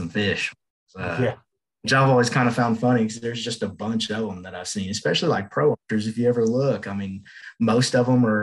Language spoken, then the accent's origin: English; Houston, Texas, United States; moved away; I'm from Houston